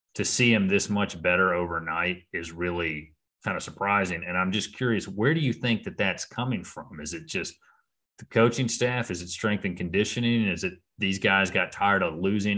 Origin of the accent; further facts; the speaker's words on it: South Carolina, United States; I'm from South Carolina